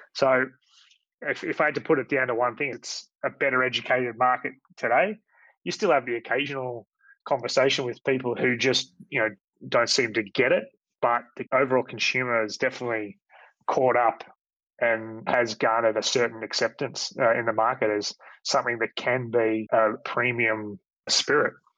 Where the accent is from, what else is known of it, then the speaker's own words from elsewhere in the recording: Australia; who I grew up with here in Australia